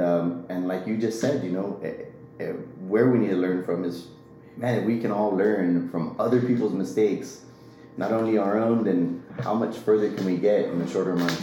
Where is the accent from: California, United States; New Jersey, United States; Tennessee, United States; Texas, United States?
Texas, United States; Los Fresnos; So I'm from a small town down in South Texas called Los Fresnos. Nobody knows it, so I always say that I'm from Brownsville because it's a little bit bigger. Grew up down there